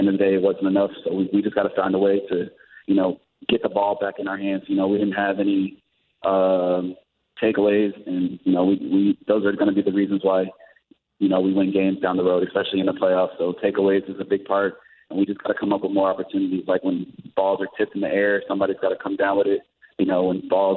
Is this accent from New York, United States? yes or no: no; Georgia, United States; moved away; I'm from Georgia